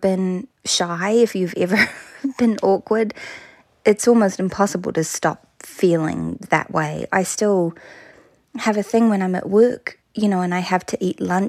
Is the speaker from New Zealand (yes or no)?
yes; New Plymouth, Taranaki, New Zealand; I grew up in a town called New Plymouth in a province called Taranaki